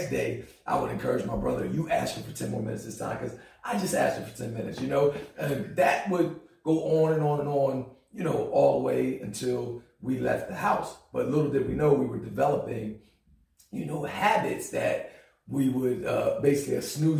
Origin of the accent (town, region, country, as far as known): New Jersey, United States; born or raised there; moved away as an adult; also born or lived in Philadelphia, Pennsylvania; now in Greensboro, United States